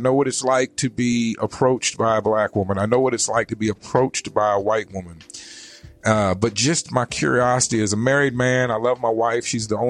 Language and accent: English; East Coast, United States; I was gonna say I grew up on the East Coast.